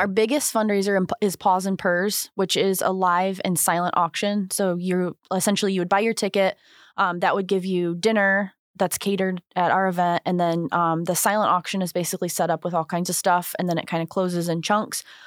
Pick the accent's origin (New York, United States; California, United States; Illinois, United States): Illinois, United States; St. Anne; also born or lived in Joliet / Wilmington / St. Louis; we moved to Saint Ann, my mother and I did, uh, when I was starting second grade. So Saint Ann from second grade up through high school